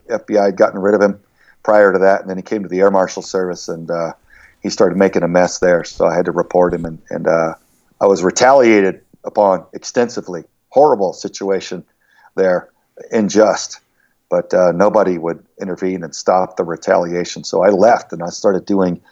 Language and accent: English; Southern Texas, United States; moved away as an adult; I grew up in Southern Texas, very rough boyhood, outdoorsy type of thing, as was the culture there